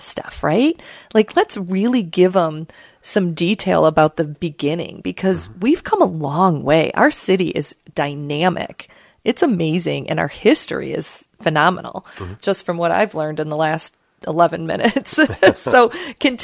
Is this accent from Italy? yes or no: no; Wayne, Michigan, United States; I grew up in Wayne